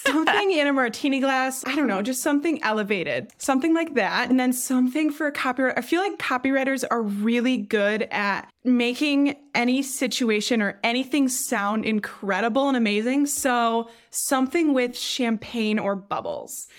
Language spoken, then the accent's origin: English; Traverse City, Michigan, United States; I'm from Traverse City, which is a super touristy town